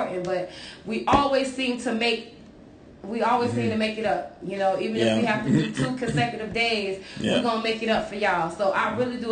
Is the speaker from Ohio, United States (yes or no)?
no; Dade City, Florida, United States; my hometown, Dade City, 352